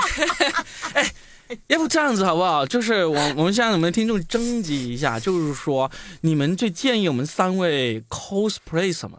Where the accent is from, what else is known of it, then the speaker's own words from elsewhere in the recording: China; 我们中国人